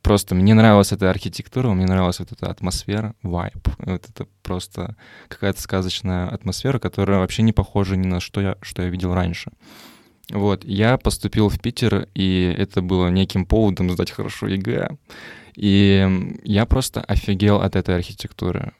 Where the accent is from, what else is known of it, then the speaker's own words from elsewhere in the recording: Moldova; Я сам просто из Молдавии